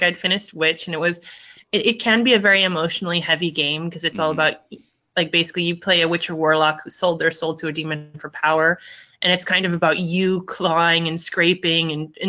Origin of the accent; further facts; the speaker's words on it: Thailand; also born or lived in United States / England; now in Netherlands; I'm half Thai, half Italian. I was born in the States. I grew up in Thailand and England, and now I'm in the Netherlands.